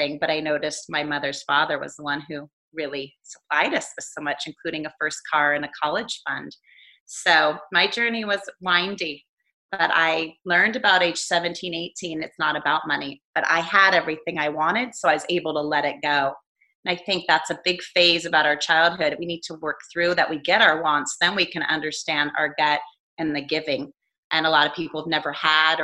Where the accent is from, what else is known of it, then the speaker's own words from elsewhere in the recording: Fair Oaks, California, United States; also born or lived in Europe; I grew up in Fair Oaks outside Sacramento